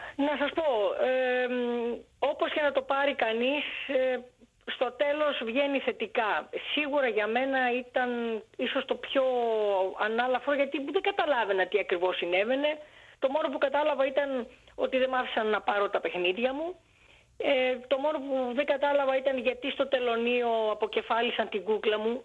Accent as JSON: {"language": "Greek", "country": "Greece", "tie": "born or raised there", "also_born_or_lived": "Alexandria, Egypt", "said": "Γεννήθηκα στην Αλεξάνδρεια της Αιγύπτου από Έλληνες γονείς και το 1962 επί Νάσερ που έδιωξε όλους τους ξένους εντός εισαγωγικών ε, ο πατέρα μου αποφάσισε να γυρίσει στην Ελλάδα"}